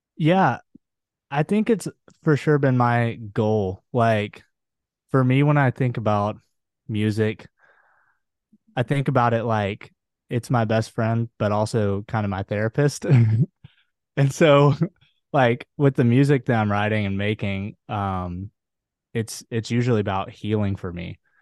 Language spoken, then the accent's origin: English; Huntsville, Alabama, United States; now in Netherlands; I'm currently living in Ada in the Netherlands, but I'm from Huntsville, Alabama.